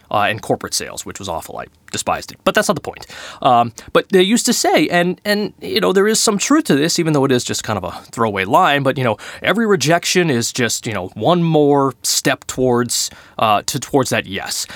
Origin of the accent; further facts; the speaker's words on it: Boston, Massachusetts, United States; I am from Boston